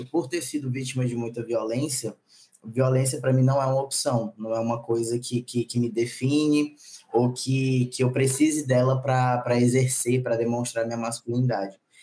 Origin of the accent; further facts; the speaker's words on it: Maranhão, Brazil; also born or lived in São Luís / Brasília / Belo Horizonte / São Paulo; Eu sou nordestino, nascido e criado